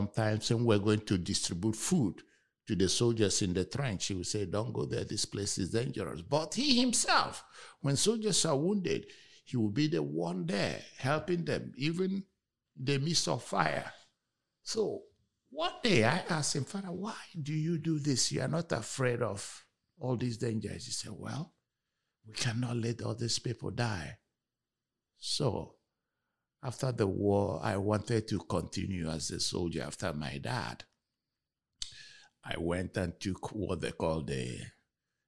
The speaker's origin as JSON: {"language": "English", "country": "Nigeria", "moved": "yes", "lives_now": "Houston, United States", "said": "I'm also originally from Nigeria."}